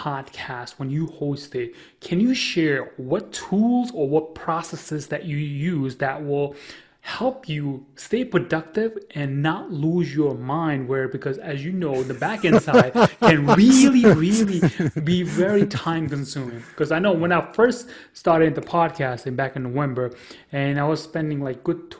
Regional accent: New York, United States; I'm from New York

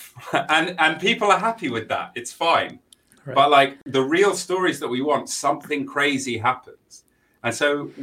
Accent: London, United Kingdom; accent: quite London; also born or lived in New York / Sheffield; I'm originally from London

